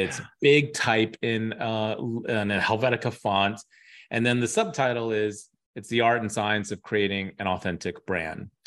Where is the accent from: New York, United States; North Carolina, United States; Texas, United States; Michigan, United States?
New York, United States; also born or lived in Dubai; I was from New York